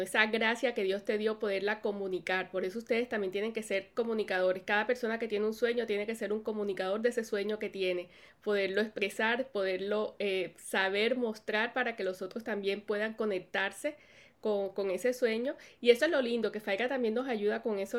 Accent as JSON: {"language": "Spanish", "country": "Colombia", "moved": "as an adult", "lives_now": "United States", "said": "cuando vine a vivir aquí a los Estados Unidos, que somos de Colombia"}